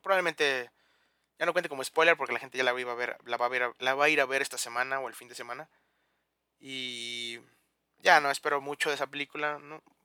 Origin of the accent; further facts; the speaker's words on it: León, Guanajuato, Mexico; yo soy de León